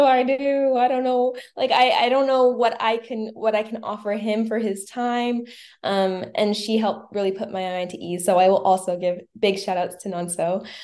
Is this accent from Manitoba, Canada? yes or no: yes; Winnipeg, Manitoba, Canada; I am from Manitoba, Winnipeg, Manitoba